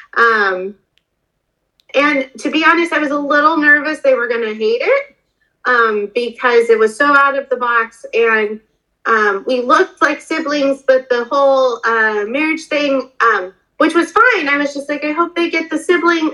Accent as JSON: {"language": "English", "town": "Denver", "region": "Colorado", "country": "United States", "moved": "yes", "said": "I'm originally from Denver"}